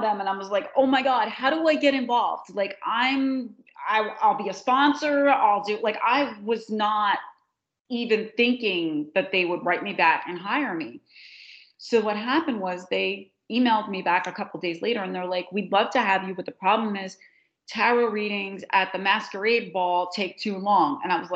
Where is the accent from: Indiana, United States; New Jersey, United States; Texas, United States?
New Jersey, United States; We call it going down the shore. We never, in New Jersey, you go to the shore. You don't go to the beach